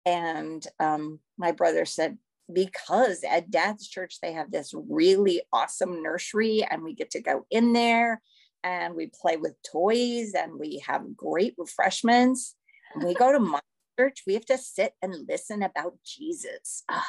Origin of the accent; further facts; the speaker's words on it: California, United States; born there; also born or lived in Missouri / Idaho / Florida / Taipei; I was born in California, and we lived in Missouri, and we lived in Idaho, and we lived in Florida, and we lived in Taipei, Taiwan.